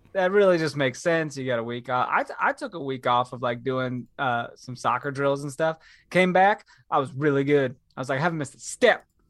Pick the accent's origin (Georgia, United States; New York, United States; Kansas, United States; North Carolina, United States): Kansas, United States; Topeka; living in Kansas, I felt that, but I grew up in Topeka, Kansas